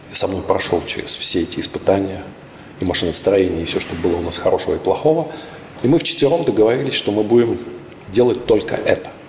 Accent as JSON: {"language": "Russian", "town": "Krasnoyarsk", "region": "Krasnoyarsk Krai", "country": "Russia", "tie": "born or raised there", "also_born_or_lived": "Novosibirsk", "said": "в городе Красноярске, в нашем родном я сам родился в Новосибирске, более того, в городке, но мои родители из Красноярска."}